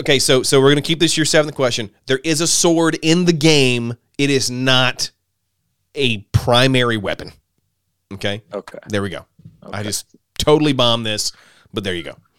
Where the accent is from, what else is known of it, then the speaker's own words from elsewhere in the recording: Alabama, United States; I grew up in Alabama